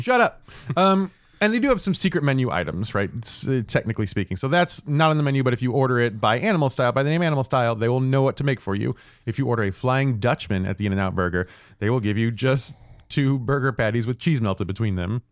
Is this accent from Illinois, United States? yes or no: no; St. Louis, Missouri, United States; I grew up in Saint Louis